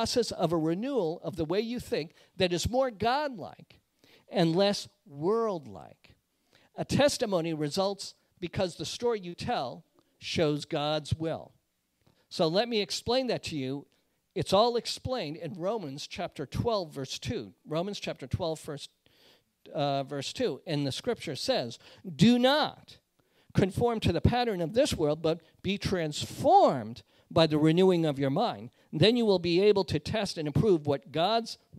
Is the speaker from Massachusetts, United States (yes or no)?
yes; outside of Boston, Massachusetts, United States; the carpeted flooring of my house where I grew up in Boston